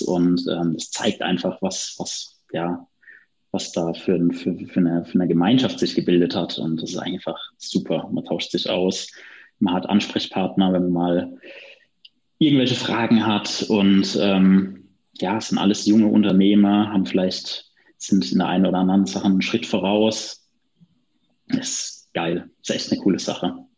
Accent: Friesheim, North Rhine-Westphalia, Germany; aus meiner Heimat hier in Friesheim

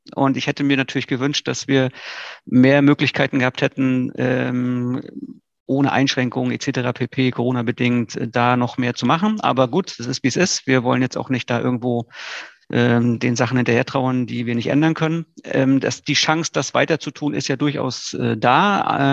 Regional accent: Greifswald, Mecklenburg-Vorpommern, Germany; also born or lived in Rostock; Greifswald ist eine tolle Stadt. Mitten in Vorpommern, ähm, ist natürlich auch meine Geburtsstadt, meine Heimatstadt

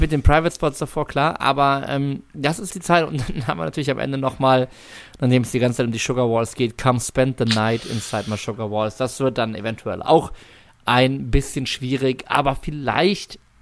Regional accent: Germany; wir als Deutsche

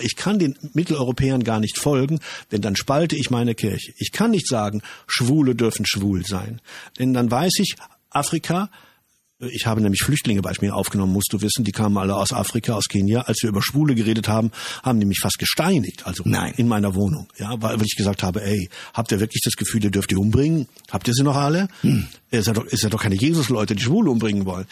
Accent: Germany; Wir Deutschen

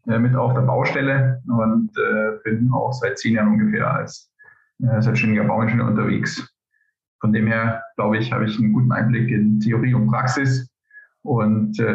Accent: Upper Palatinate, Bavaria, Germany; moved away as an adult; also born or lived in United States; now in Zurich, Switzerland; Ich äh, bin gebürtiger Oberpfälzer und äh, eigentlich könnten wir jetzt in unserem Dialektport fahren

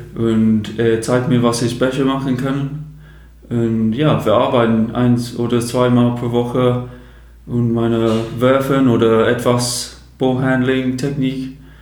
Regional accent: Chatham, South East England, United Kingdom; German is a second language; moved away as an adult; now in Germany; die Stadt heißt ähm, Chatham

